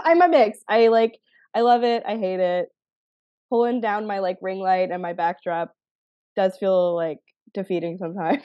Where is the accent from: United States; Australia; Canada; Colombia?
Canada; I'm Canadian